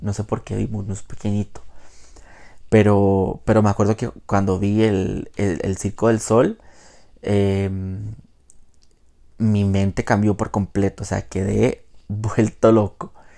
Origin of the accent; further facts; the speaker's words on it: Jacó, Puntarenas, Costa Rica; also born or lived in Quepos; yo soy de Jacó. Bueno, para los que no son de Costa Rica, yo soy de Costa Rica, vivo en Costa Rica. Jacó es eh, un pueblo costero de el Pacífico Central. Em, ahí viví por 17 años, desde, desde que nací básicamente hasta mi adolescencia